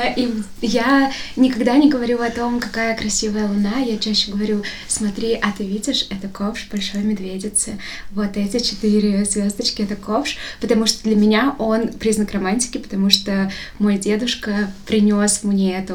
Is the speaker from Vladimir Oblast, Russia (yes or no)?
no; Bashkortostan, Russia; now in Moscow, Russia; Я всегда говорила из Башкортостана, потому что мне казалось странным сказать из Москвы, потому что я не из Москвы внутренне